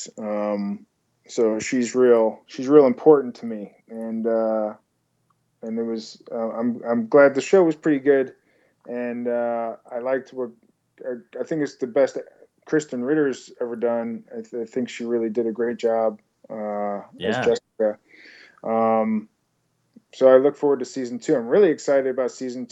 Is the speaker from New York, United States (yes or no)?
yes; Long Island, New York, United States; now in Los Angeles, United States; I'm from Long Island